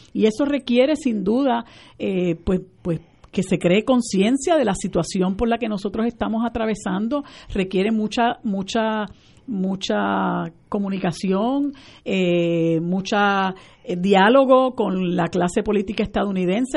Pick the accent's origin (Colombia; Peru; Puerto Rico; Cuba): Puerto Rico; nosotros nos hemos mantenido como puertorriqueños